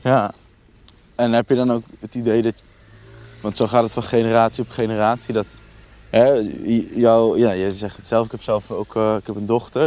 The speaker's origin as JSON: {"language": "Dutch", "town": "Nijmegen", "region": "Gelderland", "country": "Netherlands", "tie": "born or raised there", "said": "Ook geboren en getogen in Nijmegen"}